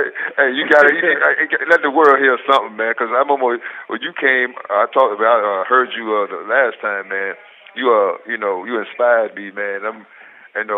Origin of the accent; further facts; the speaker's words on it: Richmond, Virginia, United States; I'm from Richmond